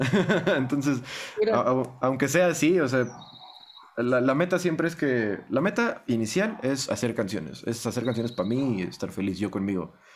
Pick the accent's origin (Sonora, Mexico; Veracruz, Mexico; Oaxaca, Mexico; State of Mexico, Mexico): State of Mexico, Mexico; Estado de México; first language Spanish; yo nací en México, yo crecí en México, yo hablo español desde que aprendí a hablar